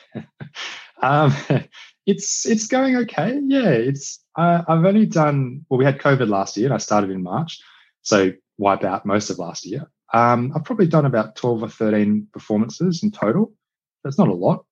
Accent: Australia; also born or lived in India / China / Cambodia; I was, I was born in Australia, grew up in Australia.

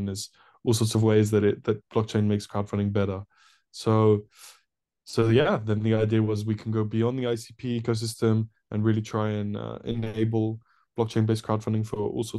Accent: Paris, Île-de-France, France; moved away as an adult; now in United Kingdom; So, I'm actually from Paris originally. I'm French, but my parents are English. So I grew up in an international school in Paris. I moved to the UK to study about 7 years ago now.

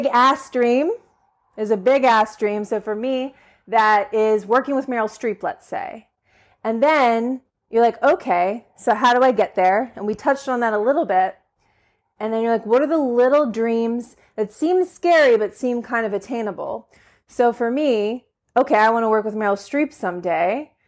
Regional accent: Pittsburgh, Pennsylvania, United States; but I'm from the Pittsburgh area.

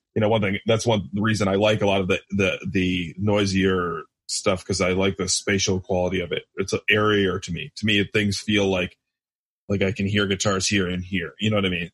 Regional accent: Michigan, United States; I'm from Michigan

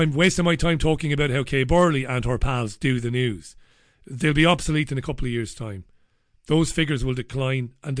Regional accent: Waterford, Munster, Ireland; moved away as an adult; I come from Waterford City. I've not lived in Waterford for 20 years, but I come from Waterford

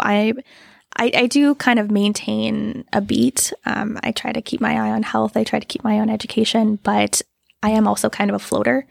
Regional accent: just outside of Moose Jaw, Saskatchewan, Canada; moved away as an adult; now in Regina, Canada; grew up just outside of Moose Jaw

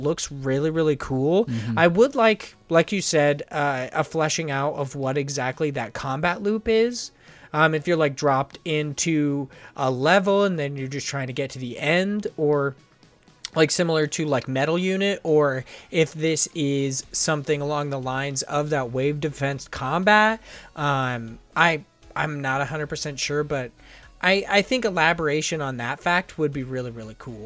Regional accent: United States; I'm an American

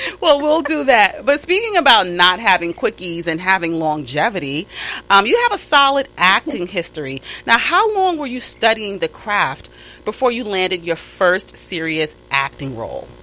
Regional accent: New York, United States; accent: New York; my New York accent

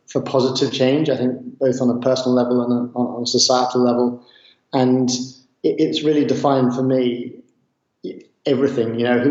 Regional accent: Southwest Ireland, Ireland; I grew up in Southwest Ireland by the beach

